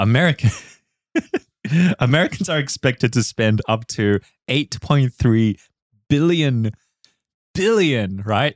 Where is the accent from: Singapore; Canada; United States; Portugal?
Singapore; I'm culturally from Singapore